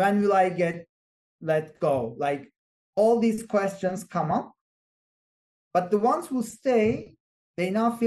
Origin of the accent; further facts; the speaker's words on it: Turkey; moved away as an adult; now in Boston, United States; I'm originally from Turkey, so I know the culture